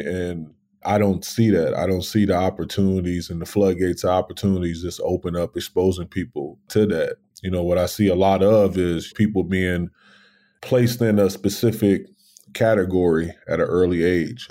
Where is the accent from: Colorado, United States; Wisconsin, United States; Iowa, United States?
Wisconsin, United States; Racine; I'm born and raised in Racine, Wisconsin